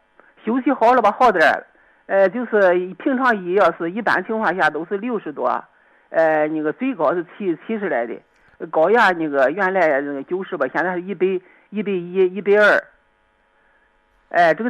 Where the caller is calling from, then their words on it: Jinan, Shandong, China; 你好，小，我是济南的。